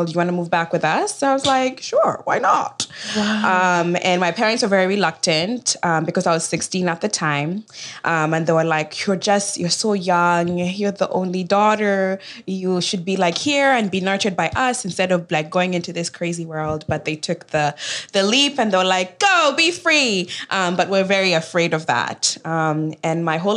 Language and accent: English; Kisumu, Kisumu County, Kenya; also born or lived in Chicago; now in United States; I was born and raised in Kenya, in Kisumu, Kenya